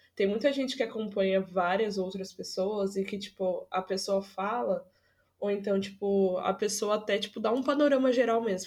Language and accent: Portuguese; São Paulo, Brazil; eu moro no Jardim Brasil. E, tipo, o Jardim Brasil, aqui da Zona Norte, hoje em dia tá bom, assim, hoje em dia, nos últimos 5, 6 anos. Mas quando eu era mais nova, era muita barra